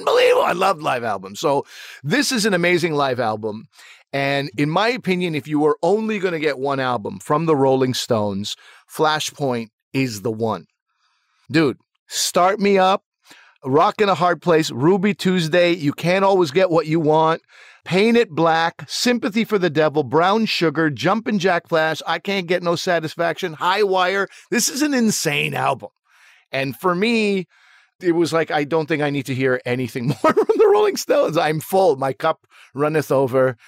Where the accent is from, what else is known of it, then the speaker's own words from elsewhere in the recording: Canada; I was trying to be as proud a Canadian as possible